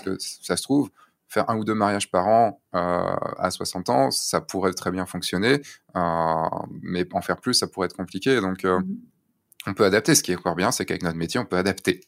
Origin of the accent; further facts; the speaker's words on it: central Brittany, France; je viens de Bretagne, hein, tu sais, donc les plages bondées aussi, ça se connaît. Mm, mm. Euh, mais je viens du centre Bretagne